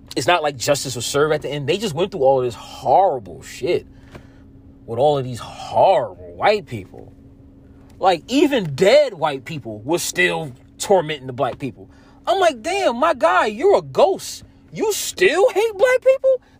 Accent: New Jersey, United States; I'm from Jersey

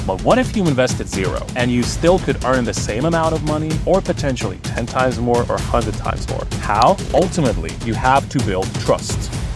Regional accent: Bosnia & Herzegovina; I'm from Bosnia originally. I'm a Bosnian born and bred

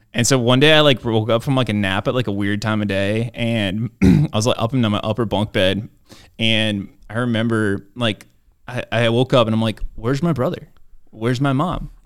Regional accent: Maryland, United States; I grew up in Maryland

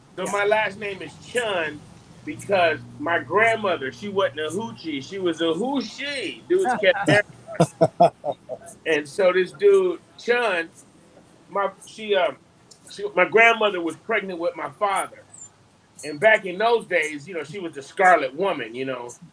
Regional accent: Detroit, Michigan, United States; now in Charlotte, United States; the way I grew up in Detroit

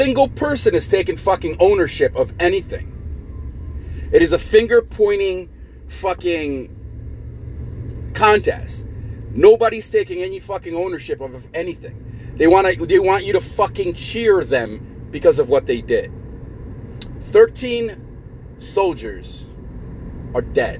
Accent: United States; as American people

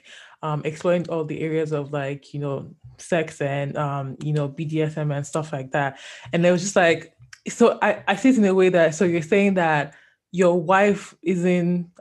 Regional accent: Nigeria; I'm Nigerian

